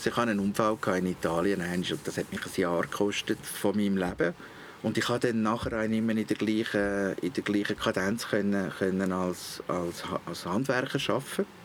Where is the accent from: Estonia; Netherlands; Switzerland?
Switzerland; now in Abroad; Als Schweizer im Ausland ist das nicht ganz so einfach gewesen. Ich habe keine Aufenthaltsbewilligung, keine Arbeitsbewilligung.